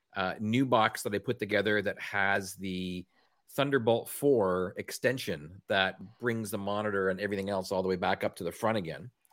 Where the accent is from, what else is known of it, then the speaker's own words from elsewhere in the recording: Canada; accent: Canadian; my Canadian accent